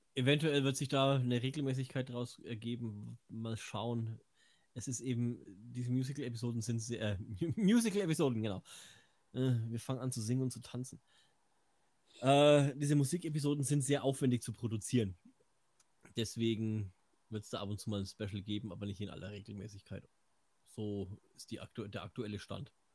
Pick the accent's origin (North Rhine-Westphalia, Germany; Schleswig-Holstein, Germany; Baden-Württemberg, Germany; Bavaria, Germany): Bavaria, Germany; Franconia; Außerdem bin ich Franke